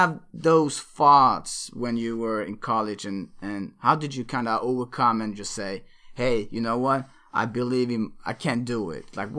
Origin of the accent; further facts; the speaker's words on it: Sweden; I'm born and raised in Sweden, so I eventually went to college in university in Sweden